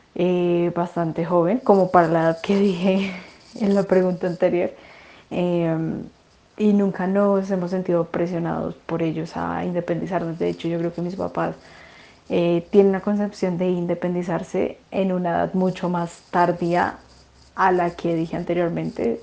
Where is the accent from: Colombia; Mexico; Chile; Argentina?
Colombia; Bogotá; soy de Bogotá, vivo en Bogotá